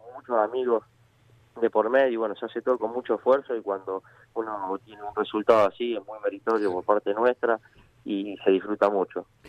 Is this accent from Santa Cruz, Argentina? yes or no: no; Tapiales, Buenos Aires Province, Argentina; nosotros, si bien somos de Tapiales